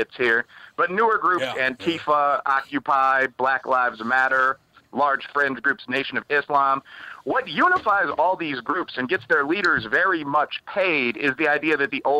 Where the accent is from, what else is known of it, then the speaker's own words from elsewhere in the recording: Chicago, Illinois, United States; I'm from the south side of Chicago. I'm from Bridgeport, which is a black and Irish American neighborhood.